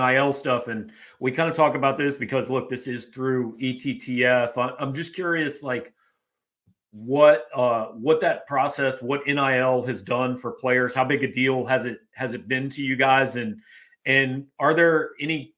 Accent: Kansas City, United States; I grew up in Kansas City too

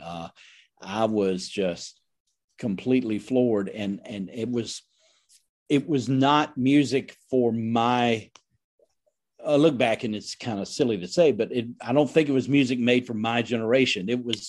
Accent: Indiana, United States; but I grew up in the Midwest, Indiana, yes.

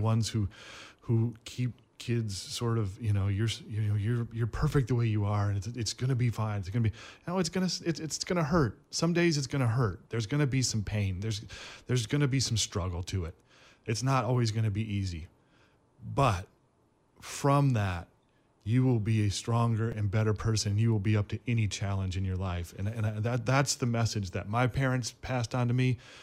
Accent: Flint, Michigan, United States; moved away as an adult; growing up in Flint

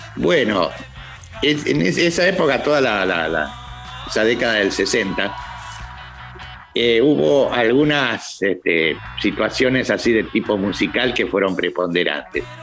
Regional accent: La Plata, Buenos Aires Province, Argentina; vine de chico a La Plata. Mis padres vinieron a trabajar acá a La Plata

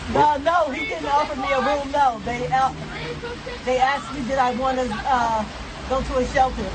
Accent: Peekskill, New York, United States; now in New York City, United States; I was born and raised in Peekskill, New York.

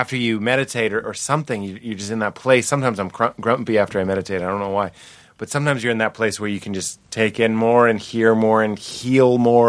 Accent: Lexington, Massachusetts, United States; Lexington, Mass.

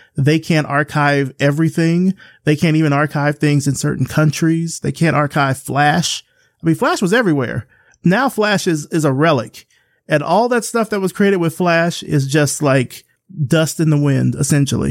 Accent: Selma, Alabama, United States; moved away as an adult; now in Atlanta, United States; We're from Selma, Alabama. And, you know, I grew up there. moved out when I was eighteen. I've been here in Atlanta ever since.

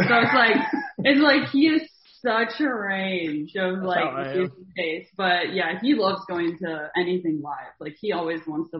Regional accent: Baltimore, Maryland, United States; I'm from Baltimore.

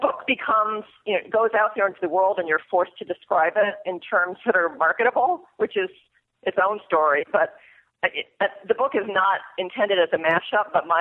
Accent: Mystic, Connecticut, United States; moved away as an adult; I grew up in Mystic, Connecticut, which is home to a whaling museum.

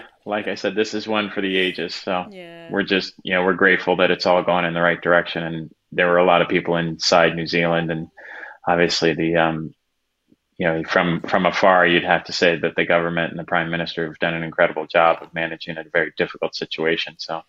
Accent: Annapolis, Maryland, United States; growing up in Annapolis

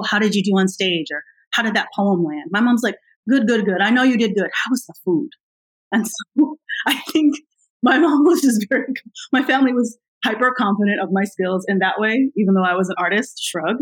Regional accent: United States; I'm American

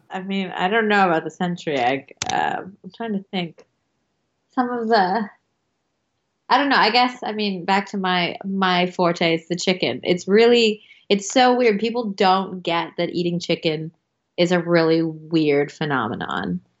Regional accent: United States; I'm an American

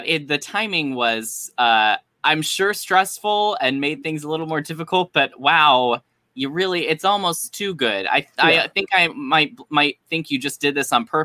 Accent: Lexington, Kentucky, United States; moved away; I'm from Lexington. I actually just came from Lexington, spending a month and a half there

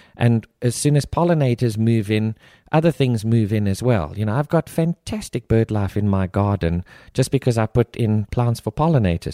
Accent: South Africa; moved away; I grew up, born and raised in South Africa

